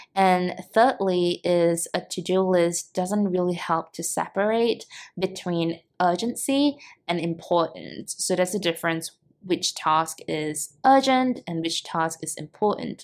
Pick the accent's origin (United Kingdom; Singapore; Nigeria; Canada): Singapore; moved away as an adult; now in Cebu, Philippines; I'm originally from Singapore